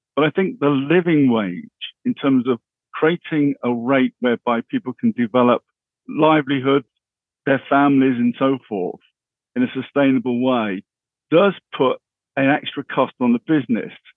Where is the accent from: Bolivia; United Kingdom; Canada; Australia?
United Kingdom; Bristol, South West England; I originally come from the west of England. Bristol was my, my hometown.